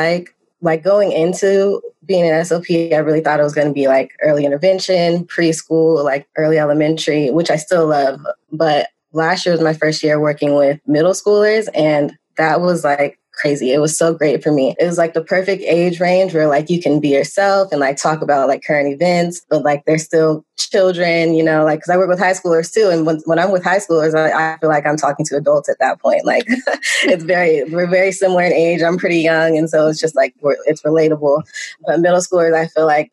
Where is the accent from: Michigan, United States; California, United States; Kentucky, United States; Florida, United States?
California, United States; Southern; I'm from Southern California, and I grew up there.